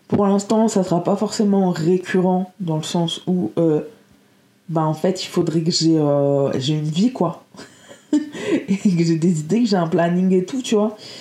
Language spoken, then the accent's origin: French; Lille, Hauts-de-France, France; moi je viens de Lille